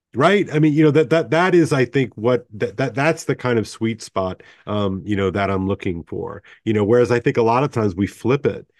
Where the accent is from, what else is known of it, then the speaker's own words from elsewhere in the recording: United States; I'm thoroughly American